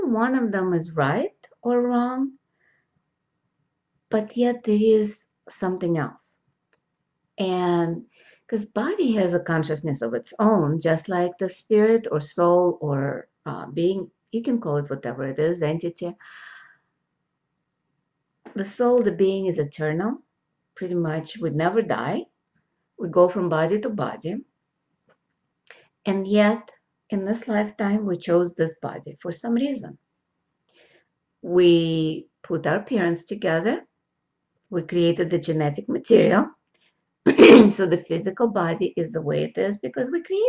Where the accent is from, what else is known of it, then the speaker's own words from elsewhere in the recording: Russia; now in United States; I'm American, born in Russia, and now I know two languages, Russian and English